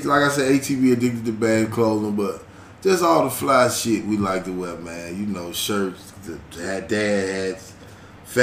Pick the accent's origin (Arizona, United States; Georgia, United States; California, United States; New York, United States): Georgia, United States; Atlanta; also born or lived in Illinois; I was born in Illinois. I grew up in Atlanta. I've been in Atlanta since fifth grade summer